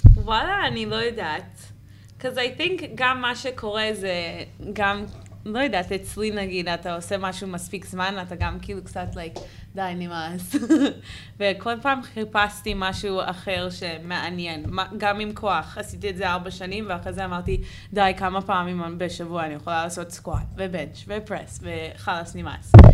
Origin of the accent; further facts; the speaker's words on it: Santa Cruz, California, United States; Hebrew is a second language; moved away as an adult; now in Israel; לא גדלתי פה אז